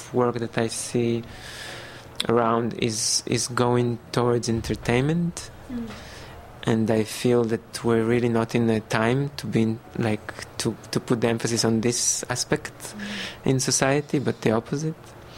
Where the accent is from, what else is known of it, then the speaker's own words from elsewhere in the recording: Belarus; now in Israel; I was born in Belarusia.